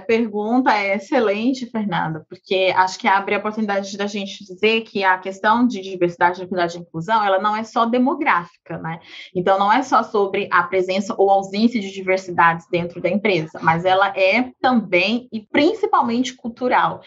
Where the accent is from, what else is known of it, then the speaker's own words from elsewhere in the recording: Goiânia, Goiás, Brazil; moved away as an adult; now in São Paulo, Brazil; Eu nasci em Goiânia, Goiás, então sou ali do Centro-Oeste. Atualmente moro em São Paulo